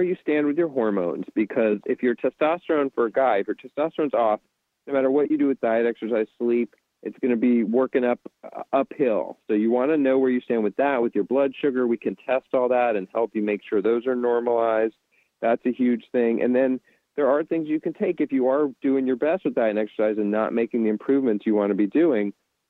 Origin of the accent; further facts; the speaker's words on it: Charleston, South Carolina, United States; South Carolina, Charleston.